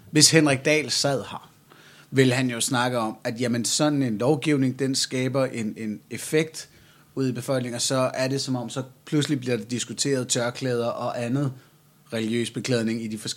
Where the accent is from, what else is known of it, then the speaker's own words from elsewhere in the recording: Jutland, Denmark; jeg er jyder